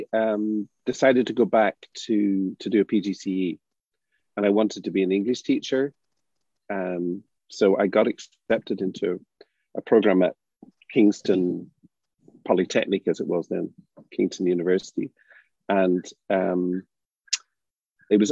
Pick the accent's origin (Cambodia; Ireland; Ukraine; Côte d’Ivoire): Ireland; We're not used to that growing up in Ireland.